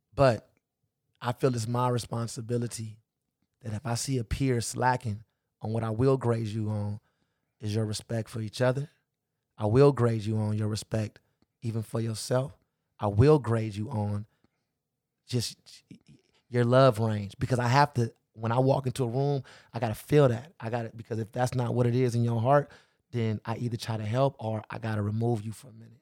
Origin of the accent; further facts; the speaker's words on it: Los Angeles, California, United States; I grew up in the Crenshaw and Slauson area.